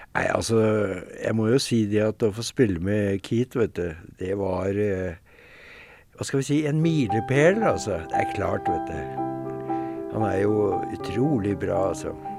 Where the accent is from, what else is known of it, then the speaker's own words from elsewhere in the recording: Norway; vi er ikke fra Harlem, vi er fra Norge